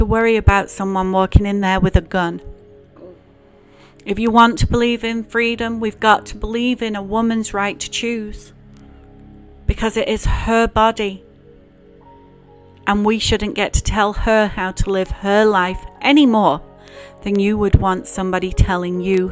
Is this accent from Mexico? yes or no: no; England, United Kingdom; now in United States; growing up in England and going to church